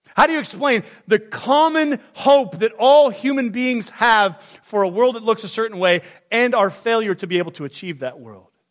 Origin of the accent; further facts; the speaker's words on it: United States; I was born in the United States of America